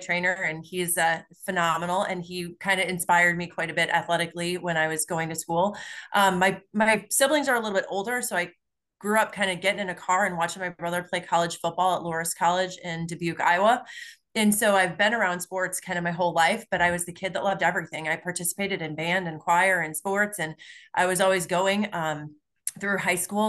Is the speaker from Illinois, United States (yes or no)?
yes; Palos Hills, Illinois, United States; I grew up in a south side suburb of Chicago. So I grew up in Palos Hills